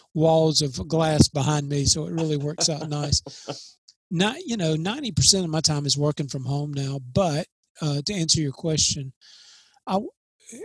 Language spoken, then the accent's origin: English; New Hope, Mississippi, United States; I was raised in Columbus, Mississippi, outside of Columbus, called New Hope, Mississippi, a little small community